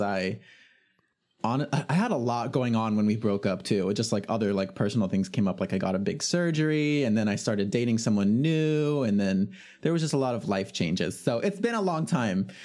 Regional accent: California Bay Area, United States; I'm from the California Bay Area

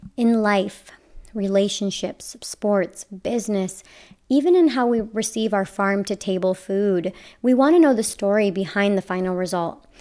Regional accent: Las Vegas, Nevada, United States; I grew up in Las Vegas

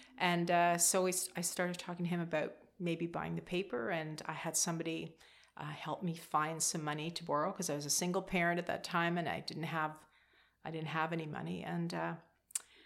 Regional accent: Vankleek Hill, Ontario, Canada; also born or lived in Montreal / Hawkesbury; they moved here from Montreal when I was about six. So I went to Hawkesbury Public School

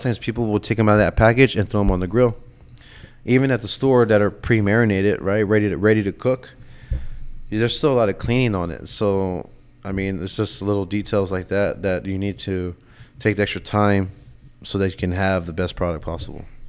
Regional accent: San Antonio, Texas, United States; also born or lived in Miami; now in Austin, United States; growing up in San Antonio and then moving to Austin

